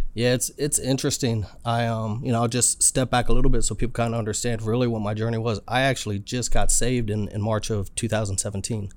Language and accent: English; Alexandria, Virginia, United States; moved away as an adult; now in San Diego, United States; I'm a good old boy raised in Alexander, Virginia. Lived there for, uh, about forty-two years of my life